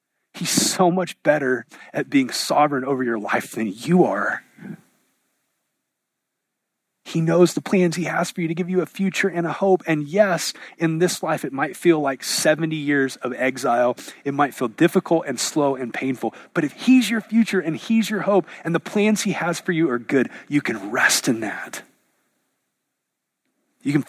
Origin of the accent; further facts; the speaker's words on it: United States; the air we breathe as an American